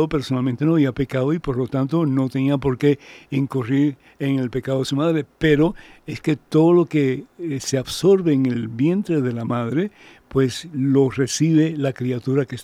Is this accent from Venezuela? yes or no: yes; Venezuela; Soy venezolana, pero sin embargo no me gusta ese nombre para Mamá María.